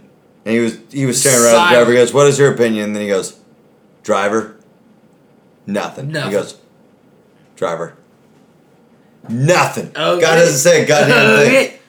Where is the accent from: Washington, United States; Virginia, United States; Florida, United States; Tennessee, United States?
Washington, United States; Dayton; We're from Dayton.